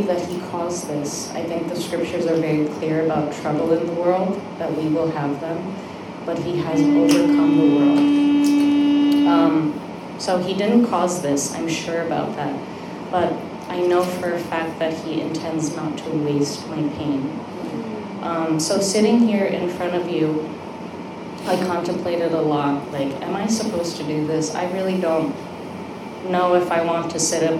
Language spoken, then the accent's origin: English; United States; I have Korean parents. I'm Korean American